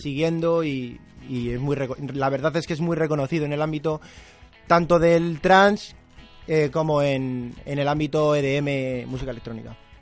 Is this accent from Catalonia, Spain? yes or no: yes; Barcelona, Catalonia, Spain; now in Madrid, Spain; yo soy de Barcelona, pues tengo más. Tengo gente y familia y conozco a gente allí